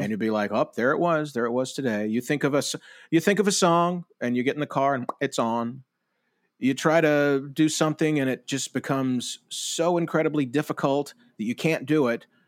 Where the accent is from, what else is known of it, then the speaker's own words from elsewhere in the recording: Tupelo, Mississippi, United States; a man who I grew up with here in Tupelo